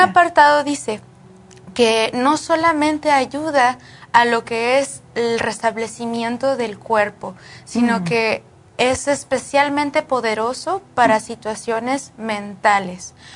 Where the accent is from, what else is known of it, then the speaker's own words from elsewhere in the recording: Mexico; moved away; mi pueblo, en, en México